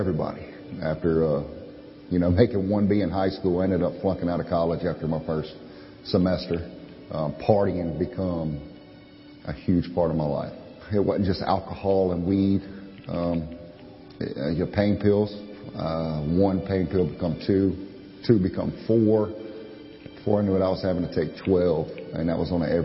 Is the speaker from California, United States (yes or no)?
no; Pearl River, Louisiana, United States; I was born in Pearl River, Louisiana. Grew up there.